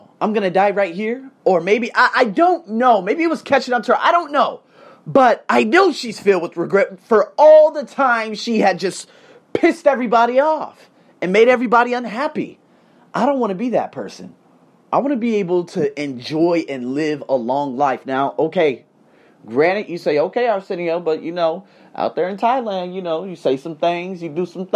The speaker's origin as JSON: {"language": "English", "town": "Las Vegas", "region": "Nevada", "country": "United States", "tie": "born or raised there", "moved": "as an adult", "lives_now": "Australia", "said": "I'm born and raised in the Vegas Craze"}